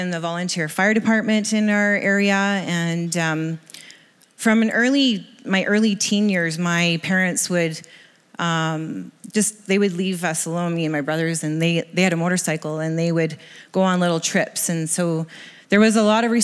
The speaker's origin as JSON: {"language": "English", "town": "Kamloops", "region": "British Columbia", "country": "Canada", "tie": "born or raised there", "also_born_or_lived": "Lower Mainland, British Columbia", "said": "I grew up in Kamloops"}